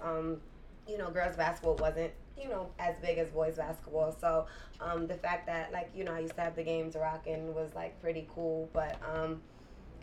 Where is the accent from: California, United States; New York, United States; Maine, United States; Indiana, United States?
New York, United States; New York City; I am from Queens